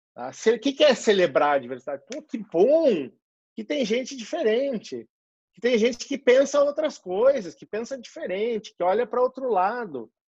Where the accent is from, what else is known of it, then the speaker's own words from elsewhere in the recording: Rio Grande do Sul, Brazil; moved away as an adult; also born or lived in Porto Alegre; now in São Paulo, Brazil; sou gaúcho